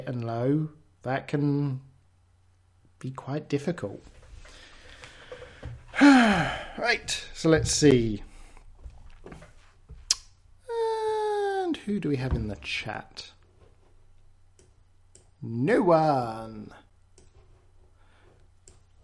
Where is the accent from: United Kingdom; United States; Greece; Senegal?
United Kingdom; England; I'm English